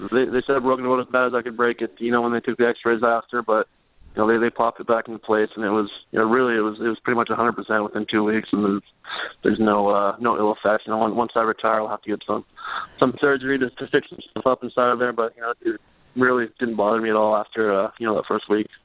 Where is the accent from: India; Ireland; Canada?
Canada; Regina, Saskatchewan; moved away; So we grew up, uh, growing up in Regina